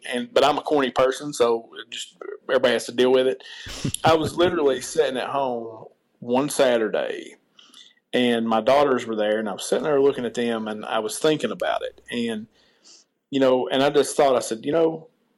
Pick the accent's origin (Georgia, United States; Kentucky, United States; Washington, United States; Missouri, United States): Kentucky, United States; Martin County; my hometown made me successful. The right. people of Martin County always did business with me